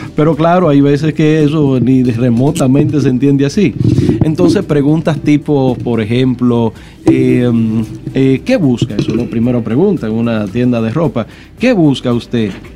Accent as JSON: {"language": "Spanish", "town": "Santo Domingo", "region": "Distrito Nacional", "country": "Dominican Republic", "tie": "born or raised there", "also_born_or_lived": "Villa María / Villa Juana / Villa Francisca / San Carlos", "said": "Yo nací en Villa María, me crié en Villa Consuelo, Villa Juana, Villa Francisca y su primo hermano San Carlos"}